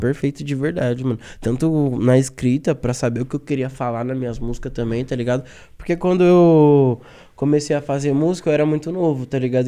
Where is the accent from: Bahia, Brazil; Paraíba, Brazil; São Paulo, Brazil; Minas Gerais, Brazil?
São Paulo, Brazil; nós que é paulista